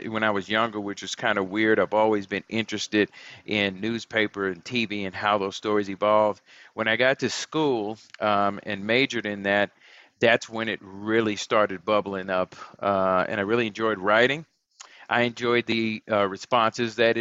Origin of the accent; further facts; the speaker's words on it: Houston, Texas, United States; moved away as an adult; now in Colorado, United States; I'm originally from Houston, Texas